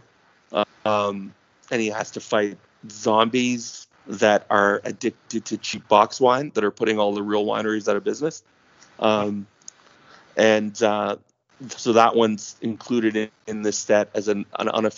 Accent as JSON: {"language": "English", "town": "Toronto", "region": "Ontario", "country": "Canada", "tie": "born or raised there", "said": "takes place in my hometown, and all the stuff I talk about are legit Toronto locations"}